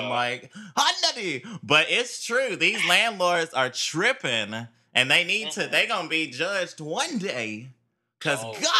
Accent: Durham, North Carolina, United States; You know, I'm from North Carolina out here around Durham area.

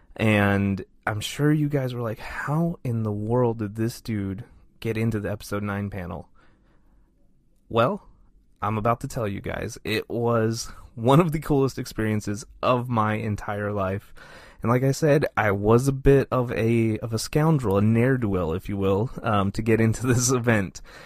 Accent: Texas, United States; I'm from Texas.

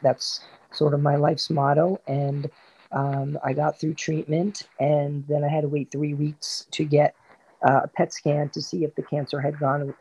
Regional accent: New Jersey, United States; also born or lived in Queens, New York; I grew up in Queens um, until I was about nine years old. And then my family moved to New Jersey, um, down by the Jersey Shore, where I spent most of my um, teen years and early 20s

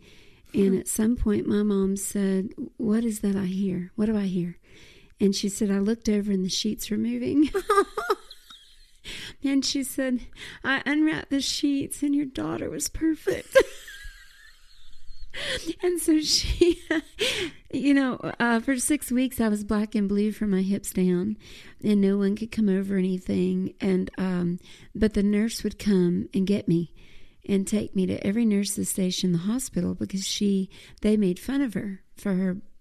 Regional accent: Mississippi, United States; also born or lived in Phenix City, Alabama / Columbus, Georgia; I'm a Mississippi girl

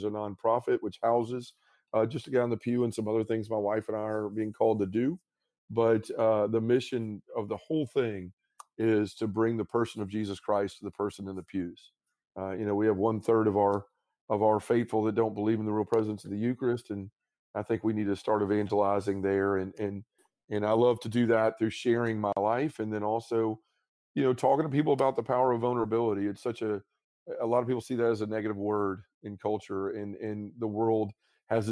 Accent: Memphis, Tennessee, United States; I've started men's groups in my hometown of Memphis in my parish

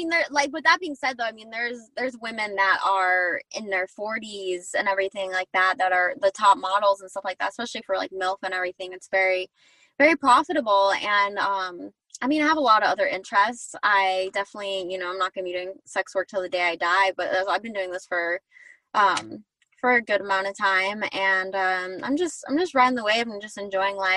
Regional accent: Arizona, United States; now in Southern California, United States; I'm from Arizona. That's where I'm at right now. And then I live in SoCal

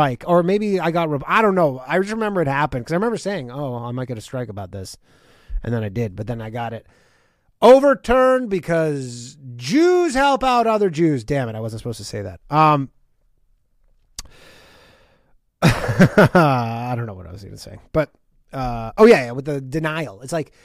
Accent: Canada; my home country of Canada

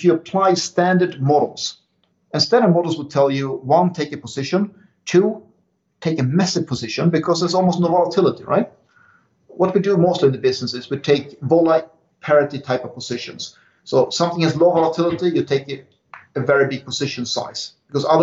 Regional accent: Sweden; English is a second language; moved away; in my home country as well. It was back before I left

